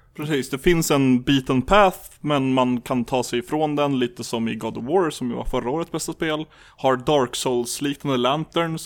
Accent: Lapland, Sweden; jag är uppvuxen i Lappland

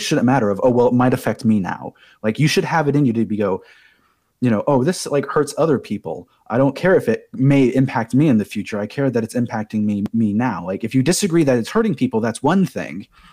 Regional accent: United States; I myself as an American citizen

